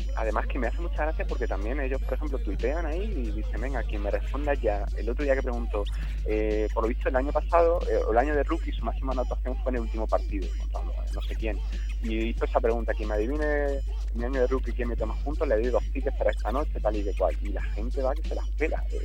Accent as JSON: {"language": "Spanish", "town": "Jaén", "region": "Andalusia", "country": "Spain", "said": "es de Jaén, de donde soy yo."}